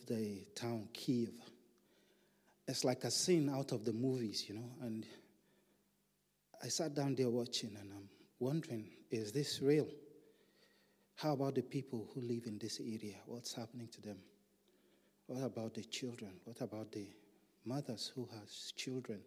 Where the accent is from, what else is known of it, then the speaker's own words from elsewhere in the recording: Nigeria; in some of our countries in Africa, my home country, Nigeria.